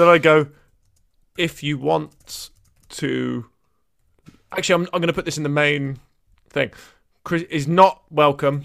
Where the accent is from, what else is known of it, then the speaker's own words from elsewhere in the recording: Brighton, South East England, United Kingdom; when I grew up in Bri, uh, you know, Brighton's always been like an okay place